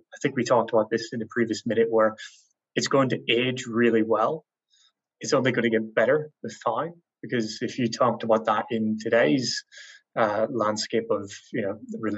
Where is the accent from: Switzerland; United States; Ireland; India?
Ireland; I'm Irish, so I don't know English.